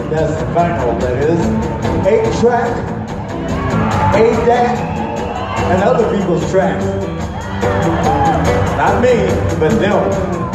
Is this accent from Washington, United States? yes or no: no; Compton, California, United States; also born or lived in San Diego; That's where I'm from. I was raised in Compton, but I was born in San Diego.